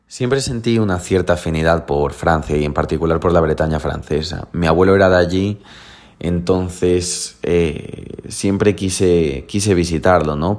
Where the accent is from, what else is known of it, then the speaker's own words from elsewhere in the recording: Galicia, Spain; el lugar de donde yo soy, que es Galicia